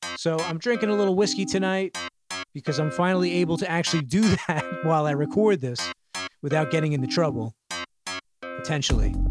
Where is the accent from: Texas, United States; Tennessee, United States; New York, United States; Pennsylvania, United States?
New York, United States; New York City; my hometown, specifically Bushwick